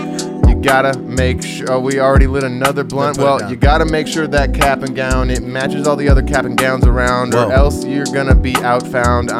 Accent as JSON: {"language": "English", "region": "Hawaii", "country": "United States", "also_born_or_lived": "Grand Rapids, Michigan", "moved": "yes", "said": "I'm from Hawaii originally"}